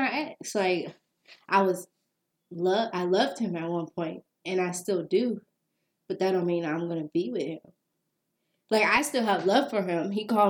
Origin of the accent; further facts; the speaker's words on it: Georgia, United States; You know I'm from Georgia.